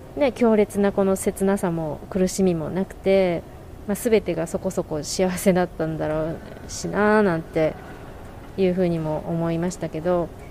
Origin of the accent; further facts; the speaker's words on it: Japan; 私は日本から来てるし